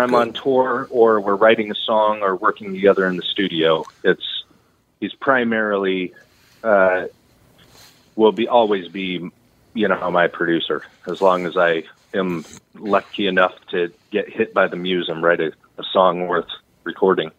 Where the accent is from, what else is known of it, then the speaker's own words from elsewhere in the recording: Redding, California, United States; also born or lived in Texas / Nashville, Tennessee; I grew up in Redding